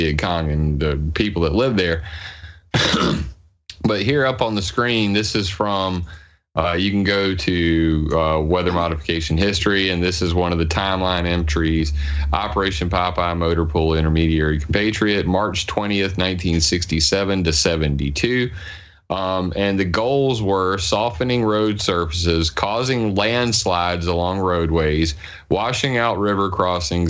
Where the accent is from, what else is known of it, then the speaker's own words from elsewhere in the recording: Sumter, South Carolina, United States; I'm from Sumter, South Carolina.